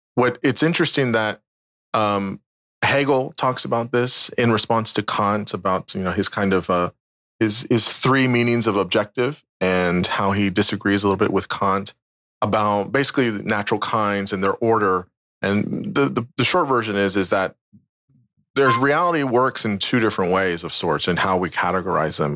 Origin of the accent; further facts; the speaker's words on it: United States; from the United States, yeah, just outside D C